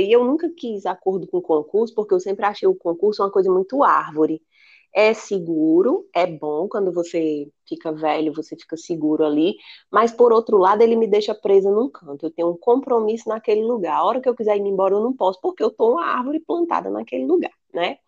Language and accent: Portuguese; Acre, Brazil; moved away; also born or lived in Ceará; Tem muito lá na minha terra também, no Acre